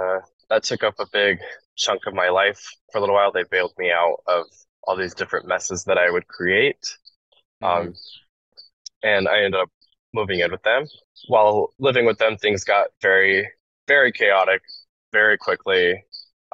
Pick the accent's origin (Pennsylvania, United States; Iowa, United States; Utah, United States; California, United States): Utah, United States; Salt Lake City; moved away as an adult; now in Philadelphia, United States; I come from Salt Lake City, or I lived in Salt Lake City, Utah before moving to Philadelphia.